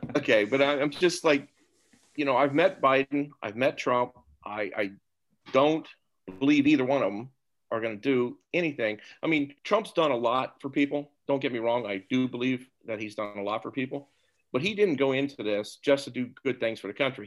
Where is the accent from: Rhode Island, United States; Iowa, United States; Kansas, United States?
Kansas, United States; Topeka; moved away as an adult; also born or lived in New Jersey; now in Philadelphia area, United States; born and raised in Topeka, Kansas